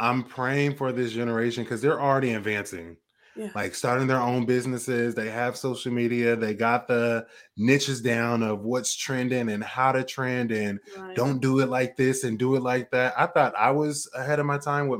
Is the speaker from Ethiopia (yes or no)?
no; Portland, Oregon, United States; moved away; I'm originally from Portland, Oregon